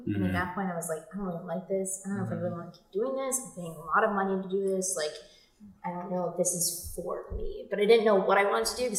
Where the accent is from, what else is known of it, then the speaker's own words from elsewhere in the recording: New Jersey, United States; So we moved from New Jersey